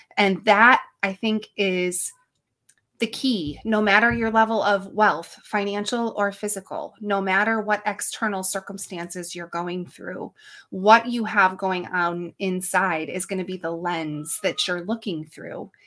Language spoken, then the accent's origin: English; upstate New York, United States; I am from good old upstate New York where it's snowy and blowy this time of year